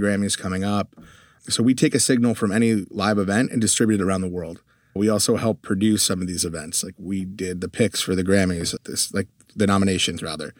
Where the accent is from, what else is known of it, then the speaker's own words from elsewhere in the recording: Connecticut, United States; moved away as an adult; also born or lived in Europe; now in Texas, United States; grew up in Connecticut, lived in Europe for a little while for high school, came back to the U